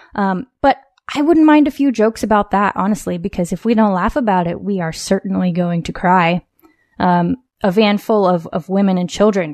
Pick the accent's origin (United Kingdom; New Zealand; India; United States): United States; West Coast; born or raised there